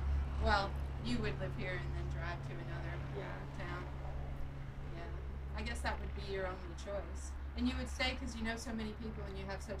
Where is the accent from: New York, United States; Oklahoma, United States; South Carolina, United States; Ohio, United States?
Oklahoma, United States; Tulsa; I'm from Tulsa